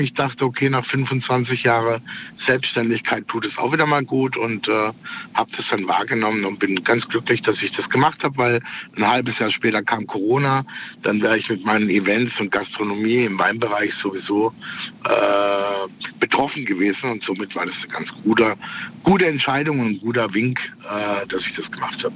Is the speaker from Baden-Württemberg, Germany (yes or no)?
yes; Freiburg, Baden-Württemberg, Germany; moved away as an adult; now in Switzerland; ich komme normal aus Freiburg, wohne aber in der Schweiz